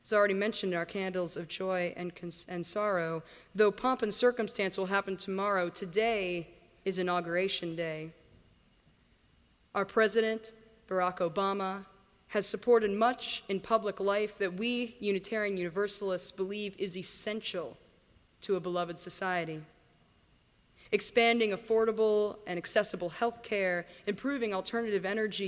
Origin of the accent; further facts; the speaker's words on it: Virginia, United States; moved away; also born or lived in India; the rolling Appalachians near to where I grew up in Virginia.